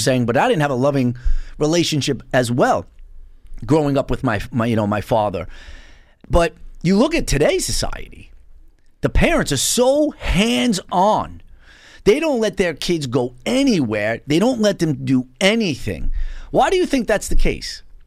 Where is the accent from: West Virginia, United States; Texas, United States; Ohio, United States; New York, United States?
New York, United States; New York City; moved away; I was originally from Bensonhurst